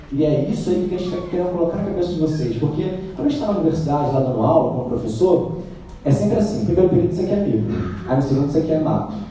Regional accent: Rio de Janeiro, Brazil; Eu sou carioca

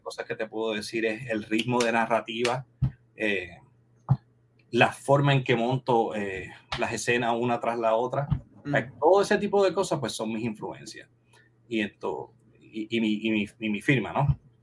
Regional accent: Comerío, Puerto Rico; en el 21 cine que había en, mi pueblo Comerío

